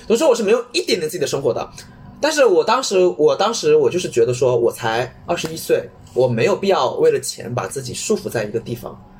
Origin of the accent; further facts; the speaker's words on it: Wenzhou, Zhejiang, China; 我温州人